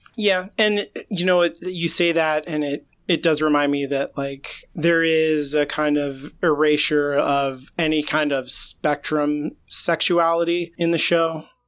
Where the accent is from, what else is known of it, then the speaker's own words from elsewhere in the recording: United States; as an American